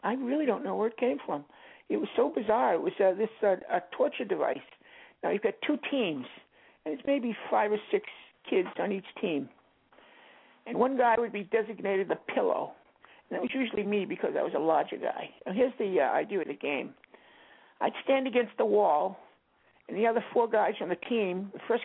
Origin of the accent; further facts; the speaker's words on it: Boston, Massachusetts, United States; I'd go down to Scully Square and go into Penny Arcade all day